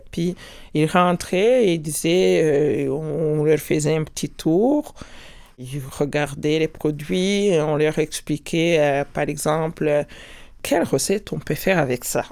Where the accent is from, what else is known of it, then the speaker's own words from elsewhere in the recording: Rwanda; moved away as an adult; now in Quebec, Canada; Je suis née au Rwanda et j'ai vécu au Rwanda jusqu'à 35 ans